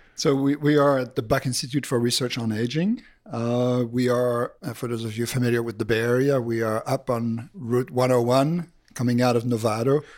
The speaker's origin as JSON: {"language": "English", "country": "Belgium", "also_born_or_lived": "Boston", "moved": "as an adult", "said": "I'm originally from Belgium."}